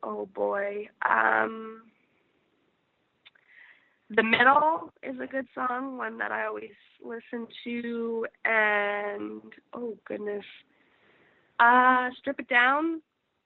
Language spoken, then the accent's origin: English; Canada; as a Canadian